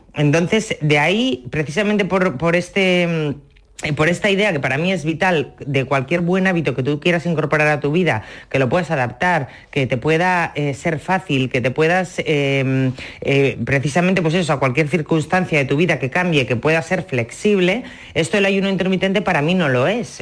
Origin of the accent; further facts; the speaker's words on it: Asturias, Spain; en mi casa, como tú decías al principio, somos asturianos, somos de disfrutar en, la mesa